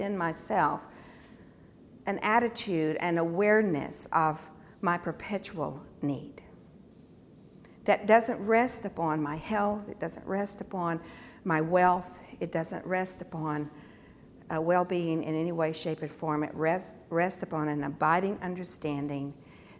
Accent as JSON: {"language": "English", "country": "United States", "said": "being American in America"}